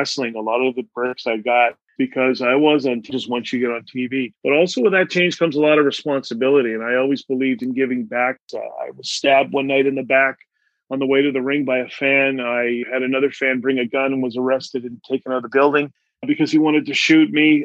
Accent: Canada; I grew up on welfare in Canada

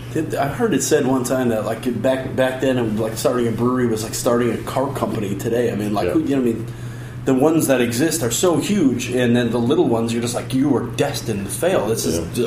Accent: Chicago, Illinois, United States; I grew up in Chicago.

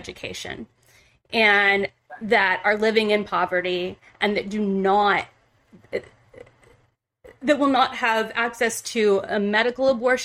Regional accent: Ohio, United States; moved away; I'm from middle America. I'm from like, you know, Ohio, the heartland

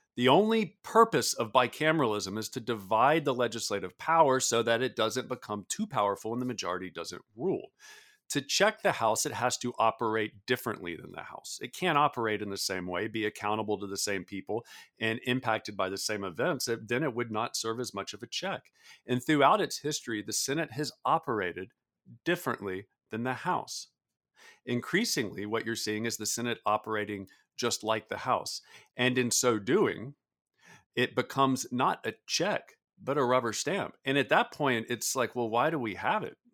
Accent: the South, United States; I grew up in the South

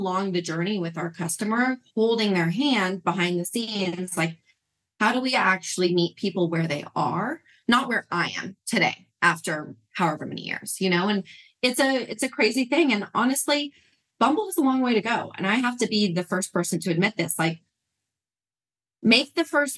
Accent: Utah, United States; I was raised in Mormon, Utah with a very Jewish father and a Catholic mother

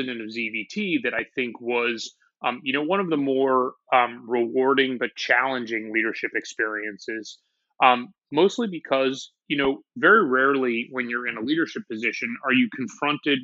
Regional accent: San Francisco, California, United States; moved away as an adult; also born or lived in Tel Aviv, Israel / Oklahoma City; now in New York, United States; I grew up in the city of San Francisco.

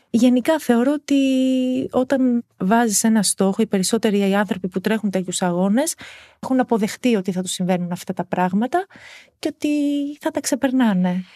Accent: Lamia, Central Greece, Greece; εκεί μεγάλωσα, εκεί έκανα την οικογένειά μου

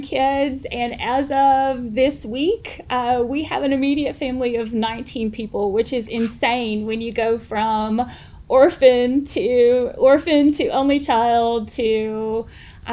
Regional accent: St. Louis, Missouri, United States; moved away as an adult; now in Arkansas, United States; I'm originally from St. Louis.

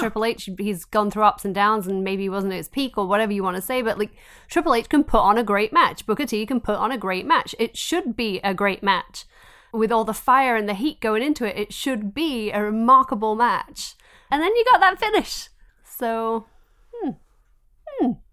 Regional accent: England, United Kingdom; moved away; I grew up in England

